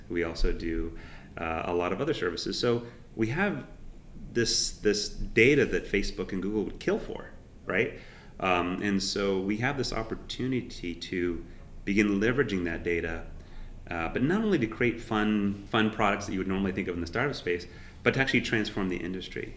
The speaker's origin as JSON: {"language": "English", "town": "San Jose", "region": "California", "country": "United States", "tie": "born or raised there", "moved": "yes", "said": "I grew up in San Jose"}